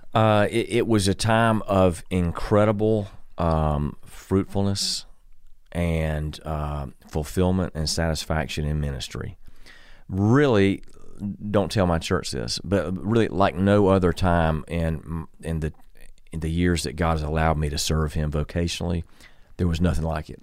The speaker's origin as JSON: {"language": "English", "town": "Columbia", "region": "South Carolina", "country": "United States", "tie": "born or raised there", "moved": "as an adult", "said": "born and raised in Columbia"}